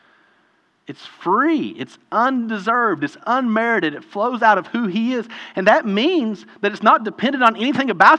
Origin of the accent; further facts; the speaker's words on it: United States; I'm from the United States, American